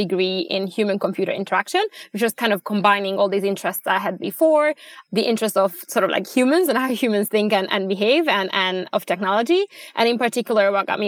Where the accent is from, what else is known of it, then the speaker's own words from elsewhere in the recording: Budapest, Hungary; moved away as an adult; also born or lived in Abu Dhabi; now in Sweden; Originally, I'm from Budapest, Hungary. I grew up there.